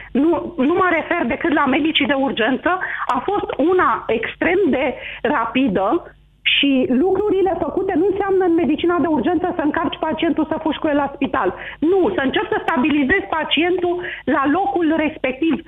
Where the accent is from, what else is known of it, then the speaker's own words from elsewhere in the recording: Romania; mă simt mândră că sunt român